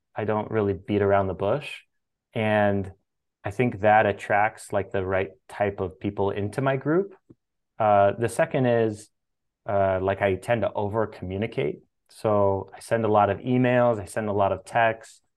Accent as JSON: {"language": "English", "town": "Sacramento", "region": "California", "country": "United States", "tie": "born or raised there", "said": "I grew up in Sacramento, California"}